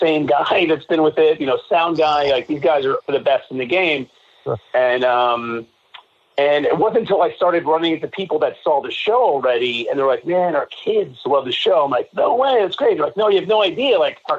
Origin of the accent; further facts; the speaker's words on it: Jersey Shore, New Jersey, United States; moved away as an adult; also born or lived in New York City, New York; So we grew up in Jersey Shore